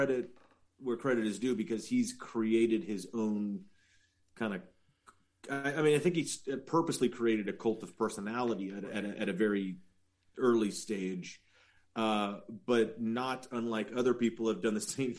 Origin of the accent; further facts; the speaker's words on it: the Valley, California, United States; I'm from the Valley